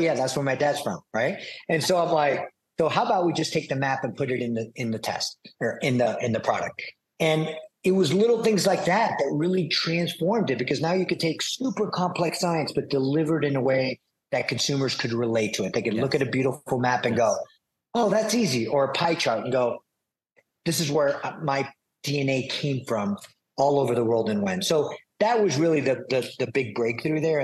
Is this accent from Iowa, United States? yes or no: no; New York City, New York, United States; I'm a New Yorker, born in Manhattan